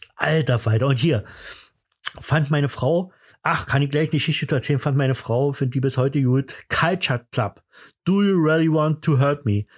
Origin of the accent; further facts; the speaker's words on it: East Germany, Germany; bei uns im Osten